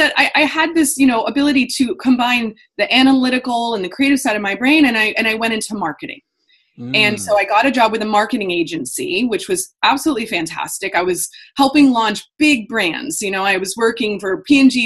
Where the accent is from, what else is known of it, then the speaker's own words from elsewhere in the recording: Indiana, United States; moved away as an adult; also born or lived in Los Angeles, California; I'm a Hoosier